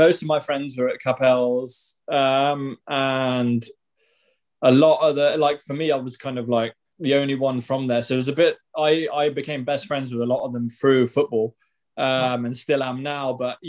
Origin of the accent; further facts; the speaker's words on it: Guernsey; Yeah. I was born in Guernsey.